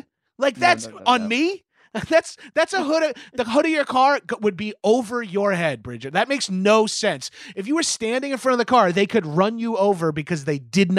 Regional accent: Long Island, New York, United States; I'm from Long Island, New York.

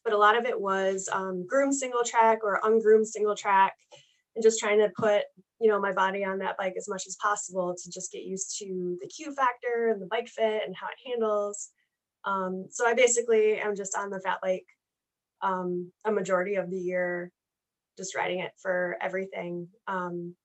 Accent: Grand Rapids, Michigan, United States; I'm from Grand Rapids, Michigan.

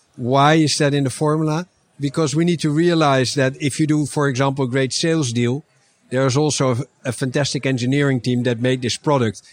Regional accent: Netherlands; I'm from the Netherlands

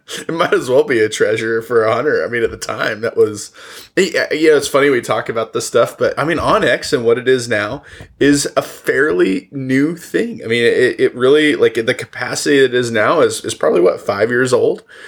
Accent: the East, United States; moved away; also born or lived in Oklahoma; I grew up in the East

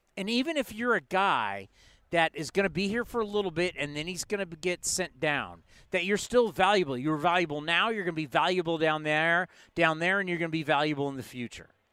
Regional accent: San Diego, California, United States; moved away; I grew up in San Diego

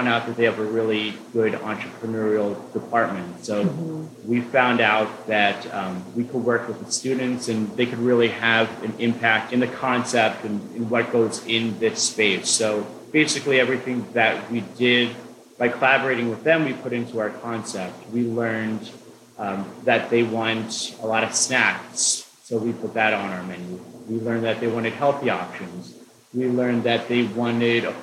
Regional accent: Allentown, Pennsylvania, United States; also born or lived in Spain / Argentina; I was born and raised in Allentown

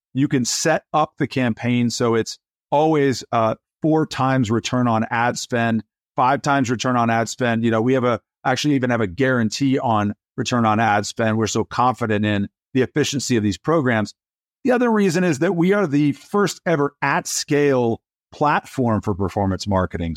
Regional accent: Atlanta, Georgia, United States; also born or lived in Nairobi, Kenya; When I was born, I was born in Nairobi, Kenya. My father was working at a car dealership. We moved to the United States so my father could become an entrepreneur. And he started a company in the storefront in the mall in Atlanta, Georgia. And growing up, I had a front row seat

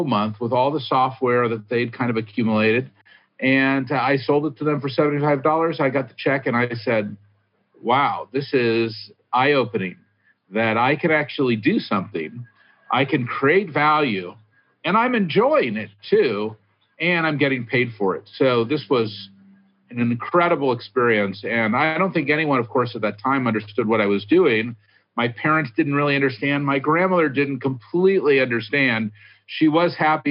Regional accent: Hillsborough, California, United States; also born or lived in San Francisco, California; I grew up in Hillsborough. I went to Burlingame High School.

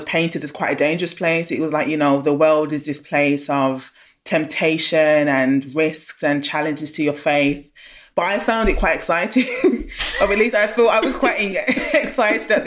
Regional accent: Birmingham, West Midlands, United Kingdom; moved away as an adult; also born or lived in London; I grew up in Handsworth in Birmingham

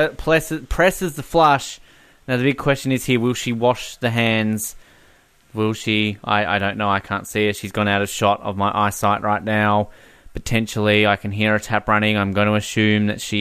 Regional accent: Australia; moved away as an adult; now in Canada; as an Australian

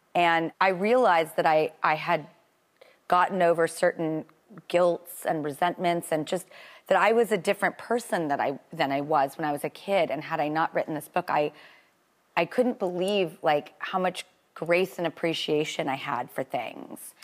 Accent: California, United States; I'm from California. I don't know if you can tell by my accent.

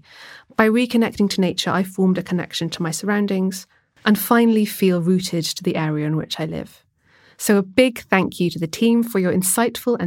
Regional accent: Swansea, Wales, United Kingdom; growing up in Swansea

